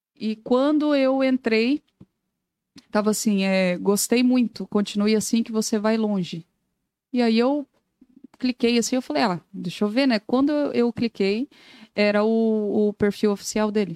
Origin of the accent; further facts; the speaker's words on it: Goiânia, Goiás, Brazil; moved away as an adult; now in Joinville, Brazil; Sou natural de Goiânia, Goiás